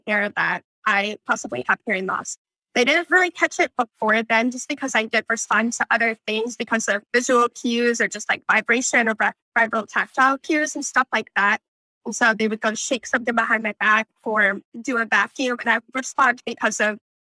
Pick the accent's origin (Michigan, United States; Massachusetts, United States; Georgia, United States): Michigan, United States; moved away as an adult; now in North Carolina, United States; I grew up in Michigan and participated in the camp that you just talked about